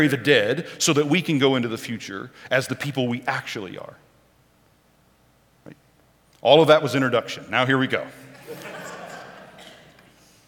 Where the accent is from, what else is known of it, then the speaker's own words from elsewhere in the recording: Oklahoma, United States; moved away; I was born and raised in Oklahoma